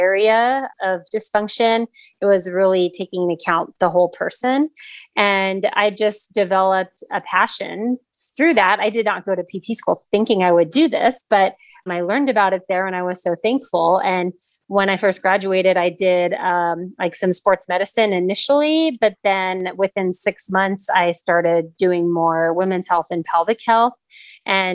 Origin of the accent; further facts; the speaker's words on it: Los Angeles, California, United States; moved away as an adult; also born or lived in San Diego / North Carolina; I am actually born and raised in Los Angeles